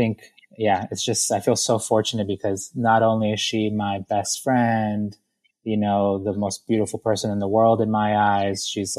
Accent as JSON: {"language": "English", "country": "Ecuador", "said": "And I come from Ecuador. I grew up in the inner city."}